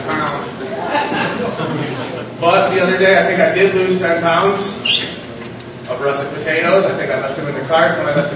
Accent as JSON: {"language": "English", "town": "Loves Park", "region": "Illinois", "country": "United States", "said": "I am from Love's Park"}